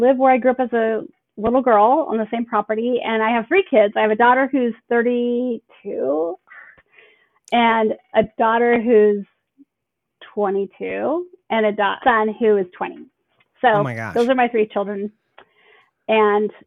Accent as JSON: {"language": "English", "town": "Banks", "region": "Oregon", "country": "United States", "tie": "born or raised there", "said": "I am a native Oregonian. I live in the same place that I grew up in Banks, Oregon."}